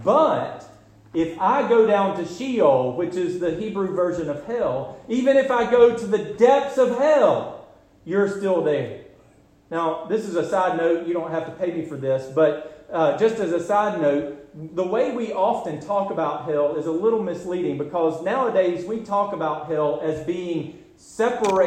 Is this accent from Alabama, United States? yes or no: yes; Garland, Alabama, United States; I grew up hunting in Garland, Alabama, where it's all swamp